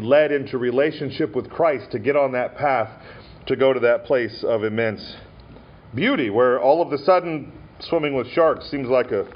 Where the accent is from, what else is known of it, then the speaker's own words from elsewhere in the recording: Montana, United States; I had a friend growing up in Montana